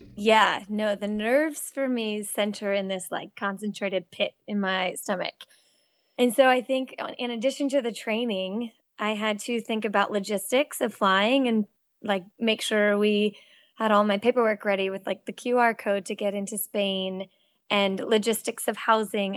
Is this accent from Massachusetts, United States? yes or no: yes; Cape Cod, Massachusetts, United States; also born or lived in Connecticut; now in North Carolina, United States; I grew up swimming in Cape Cod